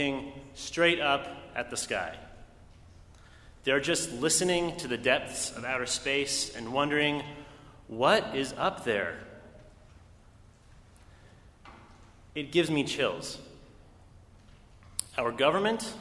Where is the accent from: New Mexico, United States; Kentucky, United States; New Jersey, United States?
New Mexico, United States; Los Alamos; I was born in Los Alamos, New Mexico